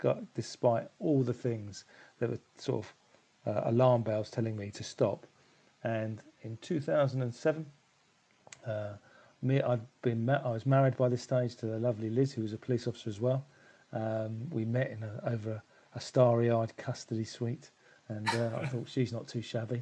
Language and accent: English; London, United Kingdom; now in Crawley, United Kingdom; I was born in South London. I'm a South London boy